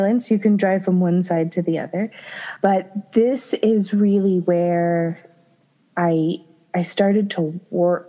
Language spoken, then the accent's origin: English; Florida, United States; moved away as an adult; also born or lived in Japan; I grew up in Florida